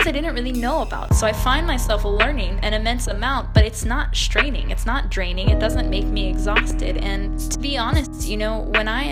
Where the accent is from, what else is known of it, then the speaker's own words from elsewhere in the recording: Texas, United States; I'm from Texas